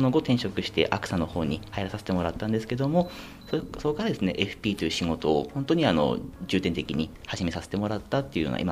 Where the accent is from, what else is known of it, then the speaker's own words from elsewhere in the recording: Morioka, Iwate, Japan; 岩手の盛岡市になります